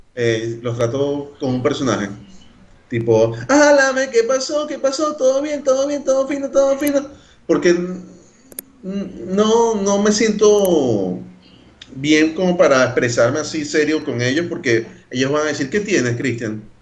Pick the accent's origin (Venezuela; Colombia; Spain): Venezuela; Caracas, Capital District; accent: Carapita; now in Brazil; mi acento sigue siendo normal, de, de de Carapita, por allá